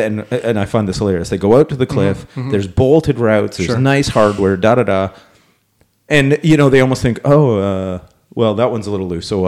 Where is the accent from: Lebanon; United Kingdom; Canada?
Canada; because we're Canadian.